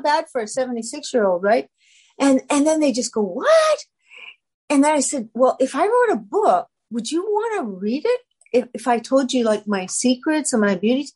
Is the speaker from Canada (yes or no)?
yes; Canada; I'm a Canadian